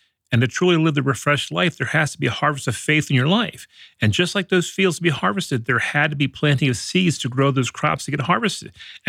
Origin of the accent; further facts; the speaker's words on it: Maryland's Eastern Shore, United States; I grew up in Maryland's Eastern Shore on a big farm.